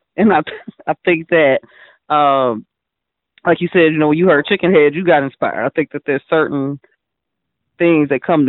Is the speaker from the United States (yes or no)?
yes; Gary, Indiana, United States; I'm from Indiana, Gary particularly.